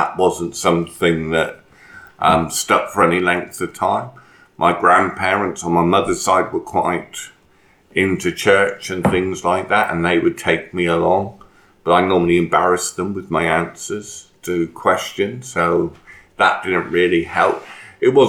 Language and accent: English; Devon, South West England, United Kingdom; moved away as an adult; also born or lived in Australia; born and bred a Devonian. Lived there until I was 18, basically, except for a short period when my parents decided to try out Australia